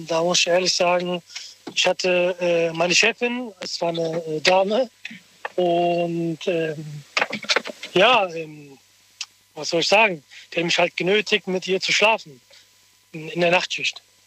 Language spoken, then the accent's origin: German; Rüsselsheim, Hesse, Germany; Ich bin aus Rüsselsheim